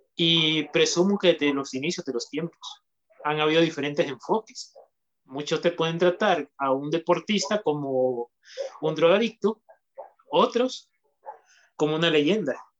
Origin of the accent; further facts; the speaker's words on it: Honduras; aquí en mi país, en lo que es Honduras